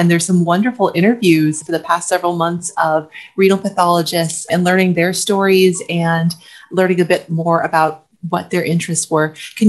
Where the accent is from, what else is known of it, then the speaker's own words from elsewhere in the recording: Chicago, Illinois, United States; I grew up in Chicago, so the Lake Michigan beach was my beach too.